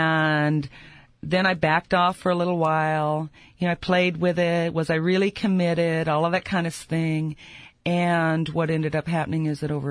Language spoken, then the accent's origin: English; United States; I'm an American